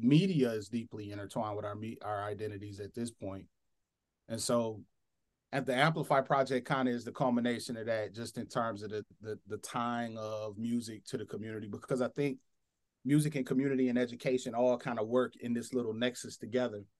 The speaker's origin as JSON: {"language": "English", "town": "Flint", "region": "Michigan", "country": "United States", "tie": "born or raised there", "said": "a black boy from post-industrial America, grew up in Flint, Michigan"}